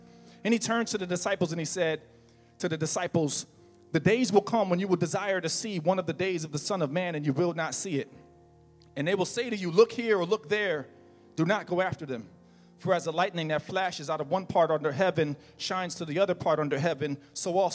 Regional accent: New Jersey, United States; now in Florida, United States; I'm from New Jersey and we have lakes, we have ponds

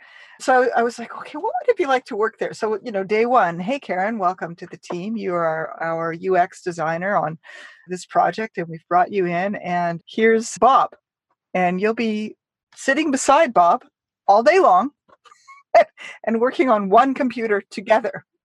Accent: Canada; I'm Canadian, so I have a very large personal bubble

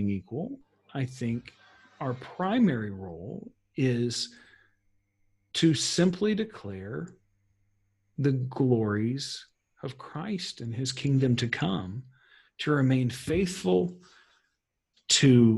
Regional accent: United States; as an American

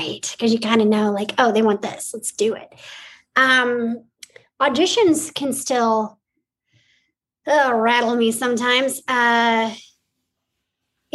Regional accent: Montana, United States; I was born in Montana

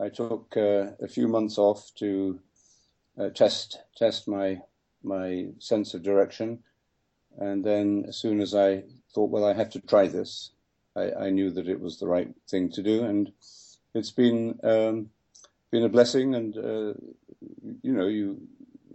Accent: London, United Kingdom; when I was growing up in London

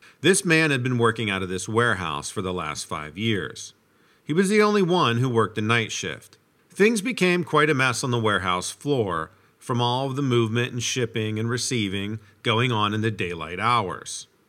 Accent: Brooklyn, New York, United States; Also, growing up in Brooklyn kind of gives you a little bit of a different perspective on life.

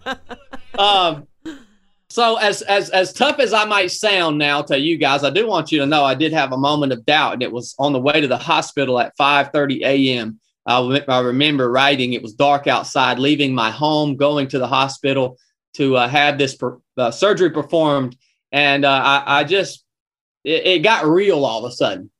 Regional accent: North Georgia, United States; I was born and raised in North Georgia

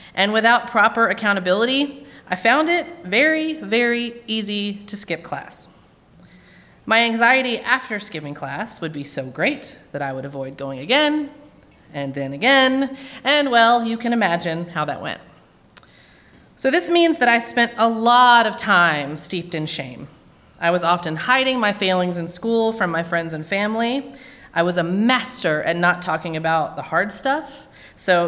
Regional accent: Williamson County, Tennessee, United States; moved away as an adult; also born or lived in Murfreesboro, Tennessee; now in Nashville, United States; I grew up in Williamson County and have lived in Nashville now for many years

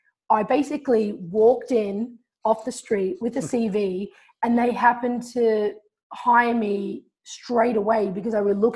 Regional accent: Melbourne, Victoria, Australia; I was coming from Australia, from Melbourne.

